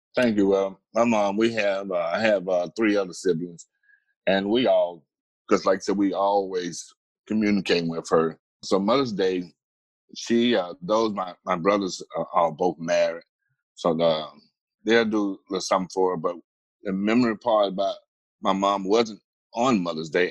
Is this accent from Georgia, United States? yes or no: yes; Atlanta, Georgia, United States; I am originally from Atlanta, Georgia